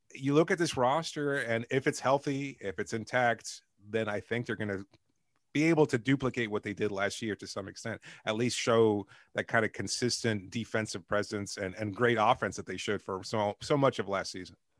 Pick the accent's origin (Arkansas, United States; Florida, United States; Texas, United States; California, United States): Florida, United States; Miami; I'm from Miami